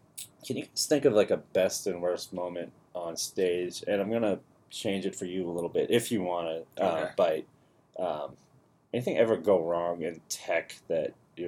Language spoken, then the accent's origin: English; Boston, Massachusetts, United States; I'm from Dorchester, so I had this joke that I grew up in Dorchester.